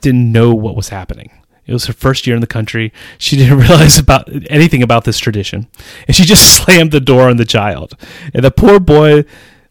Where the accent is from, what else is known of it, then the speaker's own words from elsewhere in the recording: United States; moved away as an adult; now in Czech Republic; how I grew up in the United States